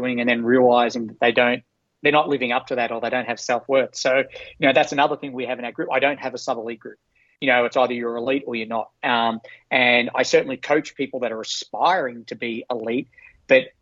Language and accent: English; Australia; moved away as an adult; now in United States; we're all Australians.